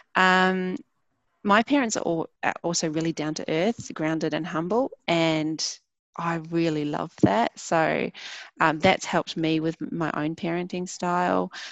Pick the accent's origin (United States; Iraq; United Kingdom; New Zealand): New Zealand; I grew up in New Zealand